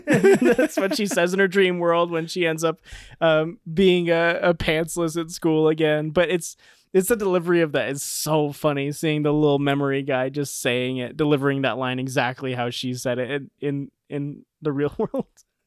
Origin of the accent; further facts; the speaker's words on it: Minnesota, United States; I'm from Minnesota, and now I live here.